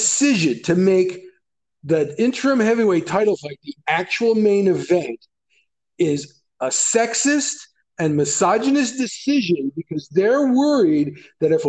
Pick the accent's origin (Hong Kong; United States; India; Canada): Canada